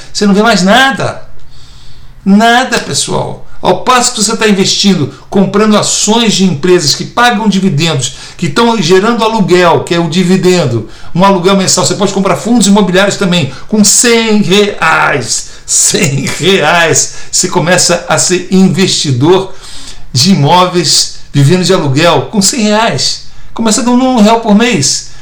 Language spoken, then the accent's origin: Portuguese; Brazil; moved away as an adult; now in United States; sou neto de português e tenho dupla cidadania, sou brasileiro e português, agora estou me tornando americano também